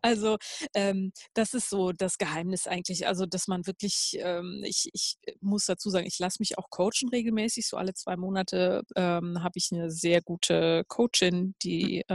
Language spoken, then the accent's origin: German; near Cologne, North Rhine-Westphalia, Germany; ich bin ja in der Nähe von Köln aufgewachsen